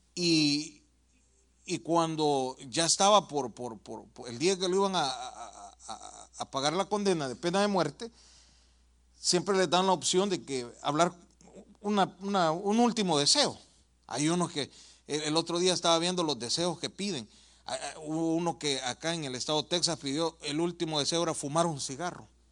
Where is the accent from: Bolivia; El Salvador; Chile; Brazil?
El Salvador; moved away; Yo vengo de El Salvador